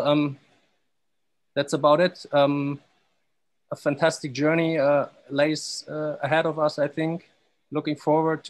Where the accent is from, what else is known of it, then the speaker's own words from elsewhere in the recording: Stuttgart, Baden-Württemberg, Germany; moved away as an adult; also born or lived in Dubai; I'm from Stuttgart, Germany